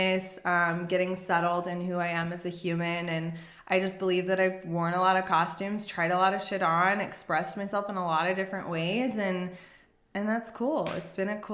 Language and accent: English; Las Vegas, Nevada, United States; I grew up in Vegas.